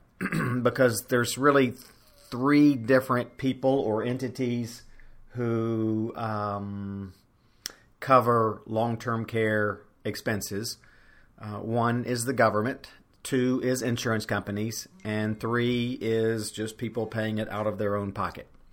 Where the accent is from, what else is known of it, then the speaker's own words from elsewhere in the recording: Louisiana, United States; I'm making this podcast from my home state of Louisiana